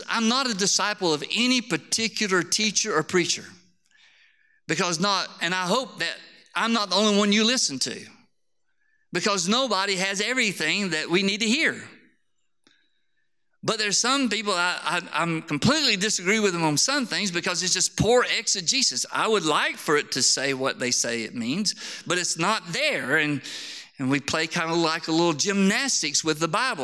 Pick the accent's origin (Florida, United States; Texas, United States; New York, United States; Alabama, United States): Alabama, United States; Harpersville; moved away; I came from Harpersville, Alabama. I don't even have good English, let alone Greek